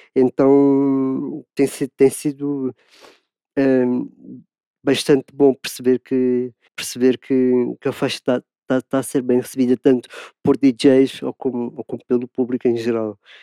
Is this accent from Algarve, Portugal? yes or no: no; Lisbon, Portugal; sou de Lisboa, Portugal